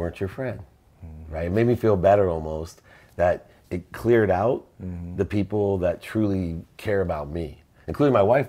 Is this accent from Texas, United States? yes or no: no; Akron, Ohio, United States; I watched an interview with Bernie Kosar, and I come from Akron, Ohio.